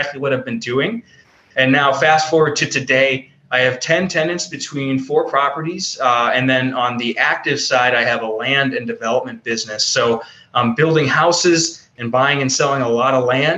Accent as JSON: {"language": "English", "region": "Ohio", "country": "United States", "tie": "born or raised there", "said": "I grew up in Ohio, in a very rural part of Ohio"}